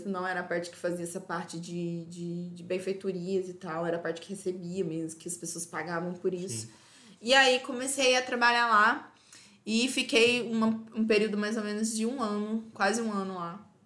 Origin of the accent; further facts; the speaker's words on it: Euclides, Bahia, Brazil; now in Feira de Santana, Brazil; E aí eu vim de Euclides para feira.